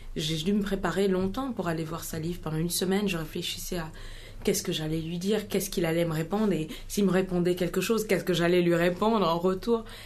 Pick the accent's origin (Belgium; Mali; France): Mali; born or raised there; French is a second language; moved away; also born or lived in Ghana